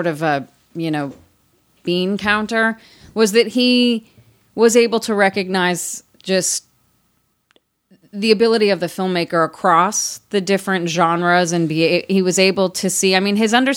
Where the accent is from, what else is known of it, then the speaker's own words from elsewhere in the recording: Beverly Hills, California, United States; I grew up in Los Angeles